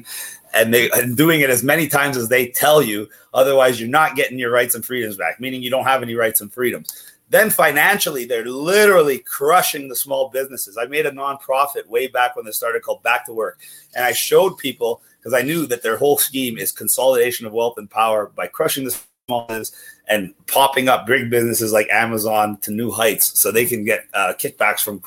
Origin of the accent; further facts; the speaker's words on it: Ontario, Canada; as a Canadian citizen